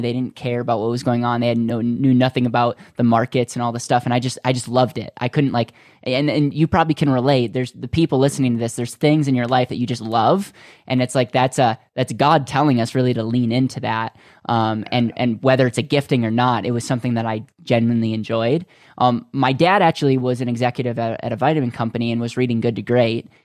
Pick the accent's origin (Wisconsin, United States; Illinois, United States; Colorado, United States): Wisconsin, United States; I grew up in Wisconsin